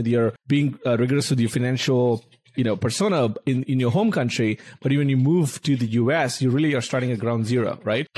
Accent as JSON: {"language": "English", "country": "India", "moved": "as an adult", "lives_now": "United States", "said": "an Indian immigrant who's been here for 10 years in the US"}